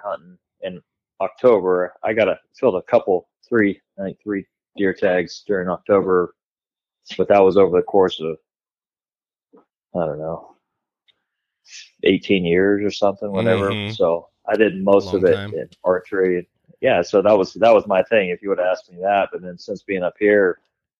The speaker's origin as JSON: {"language": "English", "region": "California", "country": "United States", "tie": "born or raised there", "moved": "yes", "lives_now": "Idaho, United States", "said": "growing up in California"}